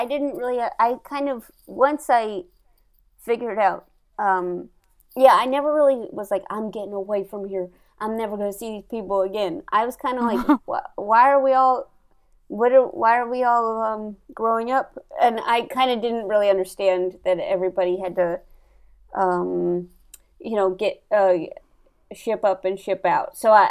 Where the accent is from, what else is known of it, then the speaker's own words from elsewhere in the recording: St. Louis, Missouri, United States; I grew up in St. Louis.